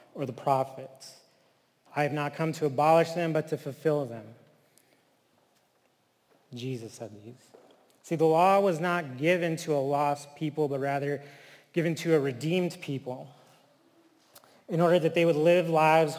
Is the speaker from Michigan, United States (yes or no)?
yes; Flint, Michigan, United States; also born or lived in Texas / California / Taos Pueblo, New Mexico; now in Chicago, United States; I grew up in Flint, Michigan